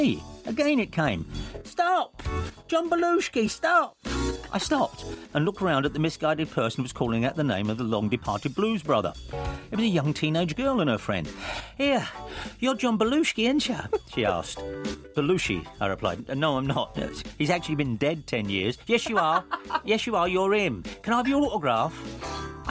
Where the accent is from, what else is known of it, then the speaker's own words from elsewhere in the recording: England, United Kingdom; I'm English